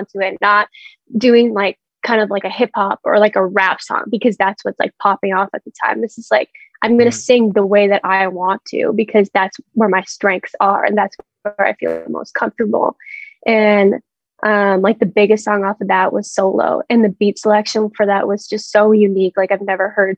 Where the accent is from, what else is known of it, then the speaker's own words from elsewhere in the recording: Vancouver, British Columbia, Canada; we're all from like the same city